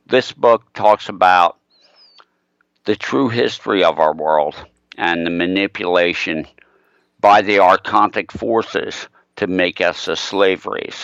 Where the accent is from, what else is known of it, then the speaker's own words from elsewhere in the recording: Arden, Delaware, United States; I grew up in Arden, Delaware, a deep state protected Illuminati pedophile village